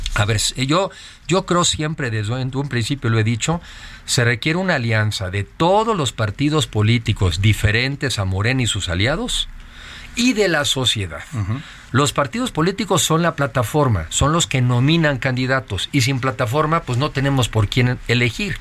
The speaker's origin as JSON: {"language": "Spanish", "country": "Mexico", "said": "somos mexicanos eh, muy diferentes"}